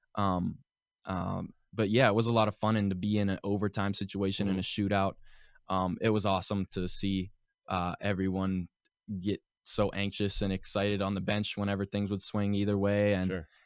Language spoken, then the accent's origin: English; Pittsburgh, Pennsylvania, United States; moved away; joined my first um, organized hockey team whenever I, I, was five years old, and um, it was the Pittsburgh Predators okay. at um, Ice Castle in Castle Shannon area